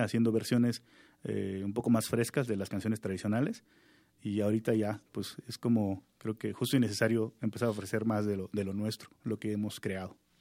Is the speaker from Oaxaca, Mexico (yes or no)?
yes; Juchitán, Oaxaca, Mexico; first language Zapotec; Spanish is a second language; yo soy originario de Juchitán